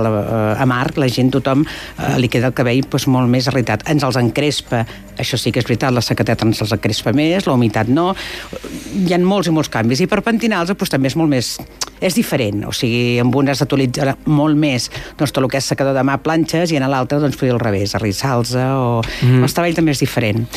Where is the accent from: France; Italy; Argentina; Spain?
Spain; Empordà, Catalonia; jo sóc de l'Empordà i allà tenim tenim tramuntana